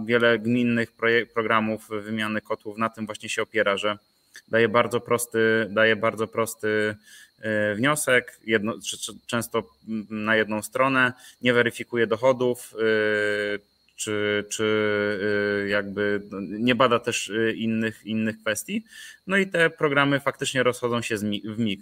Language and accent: Polish; Nowy Sącz, Lesser Poland, Poland; moved away as an adult; also born or lived in Kraków; pochodzę z Nowego Sącza